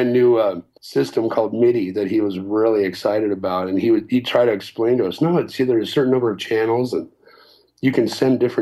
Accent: Las Cruces, New Mexico, United States; moved away as an adult; we grew up here. It's a small town.

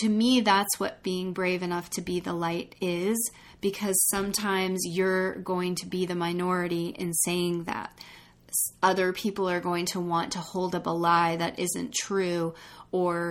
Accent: United States; being an American in this country

